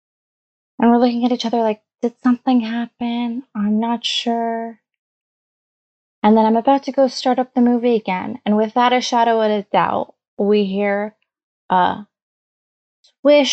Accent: Canada; English is a second language; also born or lived in Hamilton; I was born a few years after they came to Canada

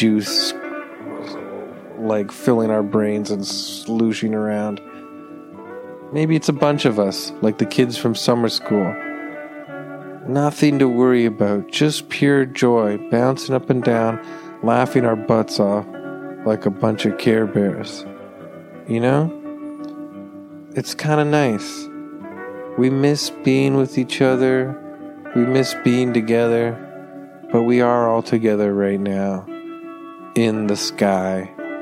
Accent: Toronto, Ontario, Canada; growing up in Toronto

